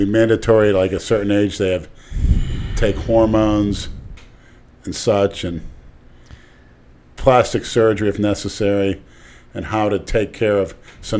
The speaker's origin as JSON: {"language": "English", "town": "Pittsburgh", "region": "Pennsylvania", "country": "United States", "moved": "yes", "lives_now": "Florida, United States", "said": "I come from Pittsburgh."}